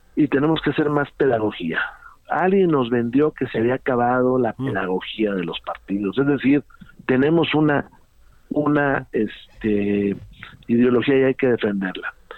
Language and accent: Spanish; Saltillo, Coahuila, Mexico; mi tierra. Eh, Saltillo